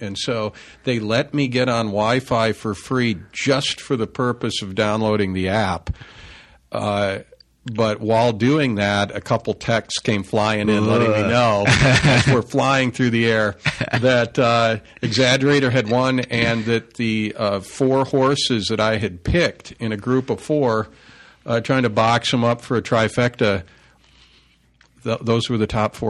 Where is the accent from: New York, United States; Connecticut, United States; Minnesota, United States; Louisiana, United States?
Minnesota, United States; now in Tri-Cities, Washington, United States; above where I grew up in Minnesota.